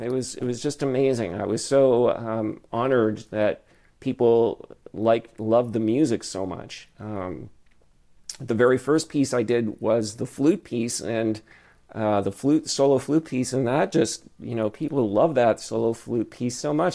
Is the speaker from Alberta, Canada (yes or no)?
no; Ottawa, Ontario, Canada; also born or lived in Toronto; when I was growing up in Ottawa